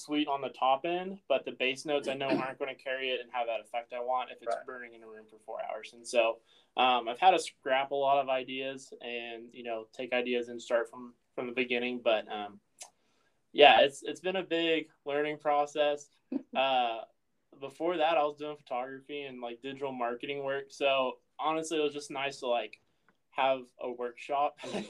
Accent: Oakey, Midwest, United States; I think growing up in Oakey, I was always kind of not peeved

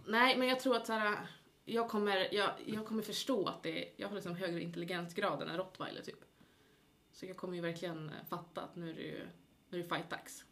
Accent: Gävle, Gävleborg County, Sweden; now in Uppsala, Sweden; jag är ju från Gävle.

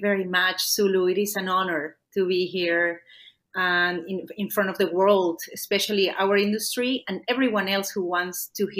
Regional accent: Lima, Peru; first language Spanish; English is a second language; moved away as an adult; now in Canada; I left my native Peru. I was born in Lima, Peru

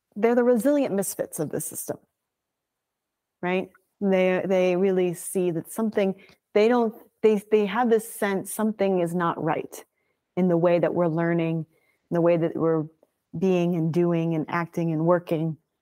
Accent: Birmingham, Alabama, United States; landed up in Birmingham, Alabama, where I was raised from three to eighteen years old

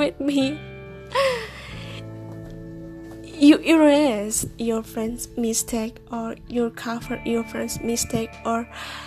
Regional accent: Indonesia; first language Indonesian; English is a second language; I'm Indonesian and Indonesia is my native language

